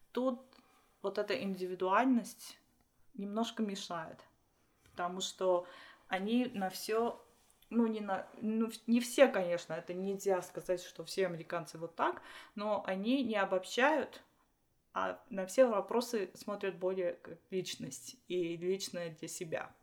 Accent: Armenia; Russian is a second language; moved away as an adult; now in United States; я из Армении, я родилась там, можно даже сказать, я родилась в, Союз... Э, в Советском Союзе. Угу. Училась в Армении, жила в Армении

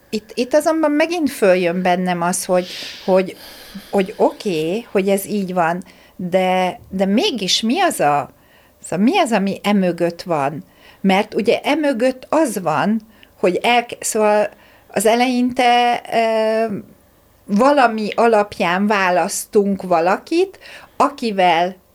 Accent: Hungary; én vidéken, vidéken ráadásul a kertvárosi részen nőttem fel, ott nem nagyon voltak ilyenek, hogy játszóterek

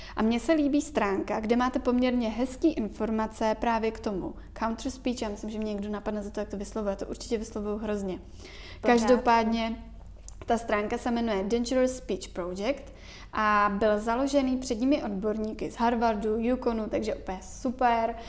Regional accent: Czechia

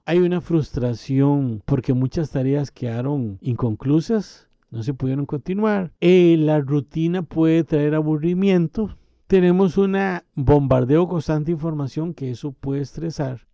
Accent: Costa Rica; en mi país, Costa Rica

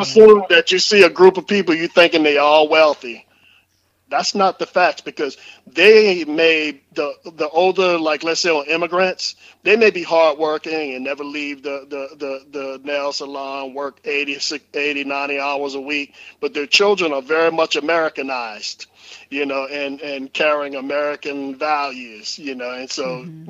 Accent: New Orleans, Louisiana, United States; growing up in New Orleans

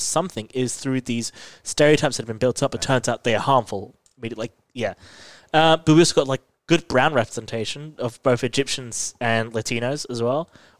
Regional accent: New York, United States; I'm from New York.

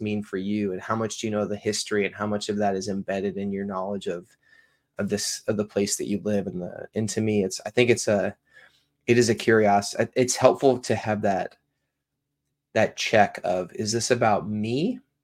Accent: Washington, United States; now in Augusta, United States; born and raised in Washington. I now live in, uh, suburb of Augusta, Georgia

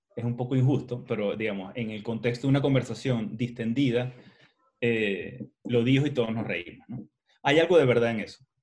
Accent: Maracaibo, Zulia, Venezuela; yo como soy maracucho

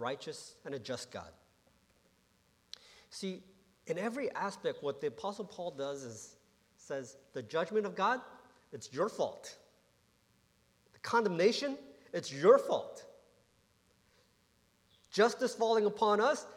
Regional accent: Johnston, Rhode Island, United States; also born or lived in Warwick, Rhode Island; I grew up in Providence, Rhode Island. Or Warwick, Rhode Island, Johnston, Rhode Island. Warwick, Rhode Island first, and then moved to Johnston, Rhode Island.

